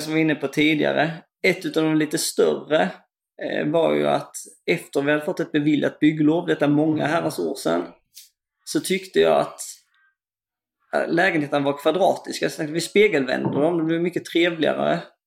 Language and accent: Swedish; Kristianstad area, Skåne, Sweden; bygden där jag kommer ifrån